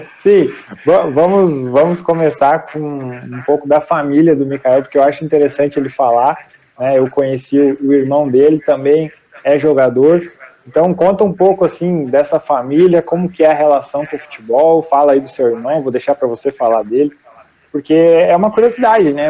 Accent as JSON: {"language": "Portuguese", "town": "Novo Hamburgo", "region": "Rio Grande do Sul", "country": "Brazil", "said": "eu sou de Novo Hamburgo"}